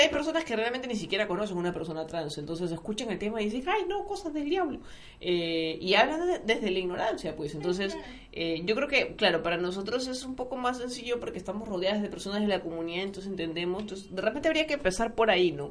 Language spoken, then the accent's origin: Spanish; Peru